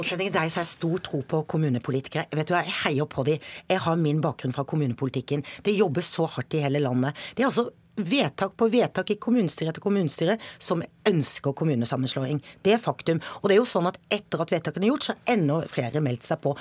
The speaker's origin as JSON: {"language": "Norwegian", "region": "Sørlandet", "country": "Norway", "tie": "born or raised there", "moved": "yes", "lives_now": "Bergen, Norway", "said": "Jeg vokste opp eh, på Sørlandet. Jeg kjenner Sørlandet"}